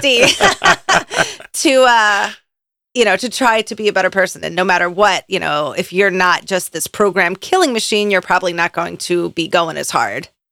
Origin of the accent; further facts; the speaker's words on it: Philadelphia, Pennsylvania, United States; I'm from Philadelphia?